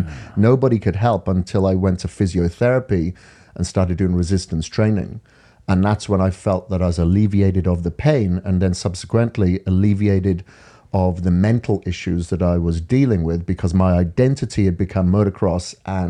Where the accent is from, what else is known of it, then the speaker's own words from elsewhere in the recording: Wales, United Kingdom; I'm from Wales in the UK. Grew up on a farm over there.